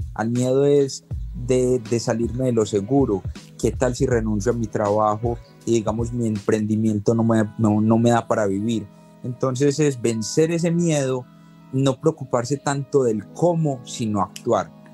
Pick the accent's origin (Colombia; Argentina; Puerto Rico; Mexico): Colombia; now in Los Angeles, United States; Soy de Colombia, vivo en Los Ángeles